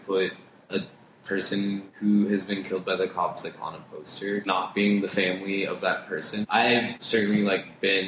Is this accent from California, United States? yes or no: yes; Riverside, California, United States; I grew up in Southern California, grew up in like the late 90s during the era of …